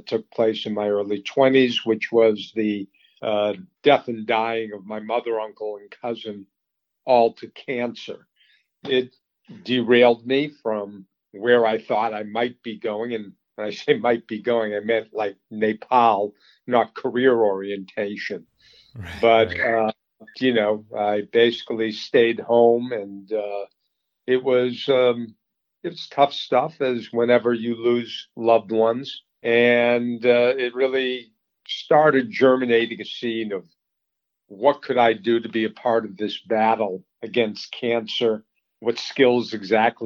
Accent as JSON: {"language": "English", "town": "Boston", "region": "Massachusetts", "country": "United States", "tie": "born or raised there", "also_born_or_lived": "Colorado", "said": "I grew up in the Boston area, a suburb"}